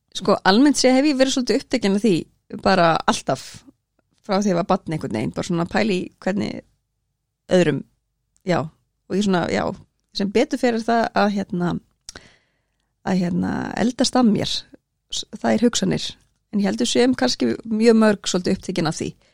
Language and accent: Icelandic; Akranes, Western Region, Iceland; also born or lived in Norway / Reyðarfjörður; ég er alveg upp á Akranesi og bjó líka í Noregi og svo á Reyðafyrði